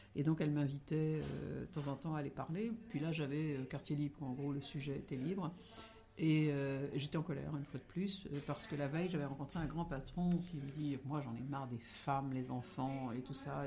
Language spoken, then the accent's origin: French; Brittany, France; Je suis bretonne